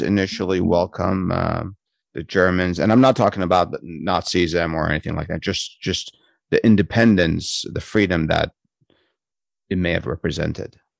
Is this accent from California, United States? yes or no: yes; San Francisco, California, United States; Growing up in San Francisco